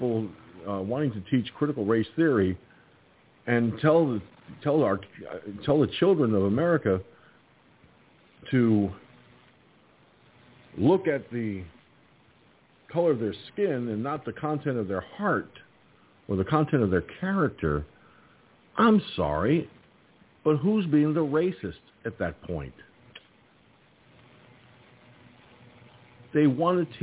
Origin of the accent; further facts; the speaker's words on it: United States; as an American